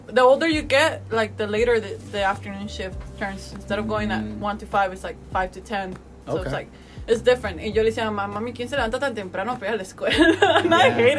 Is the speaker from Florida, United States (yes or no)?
no; Arkansas, United States; also born or lived in Tijuana, Baja California, Mexico / Fayetteville, Arkansas; I was born in Tijuana, Baja California, Mexico. I moved to the United States when I was 7. I moved straight from Tijuana to Arkansas.